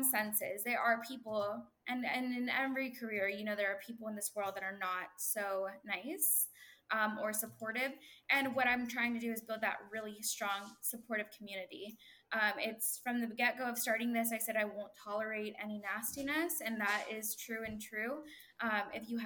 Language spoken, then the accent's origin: English; the Rio Grande Valley, Texas, United States; I'm a huge Texas girl to the heart. I'm from the Valley originally.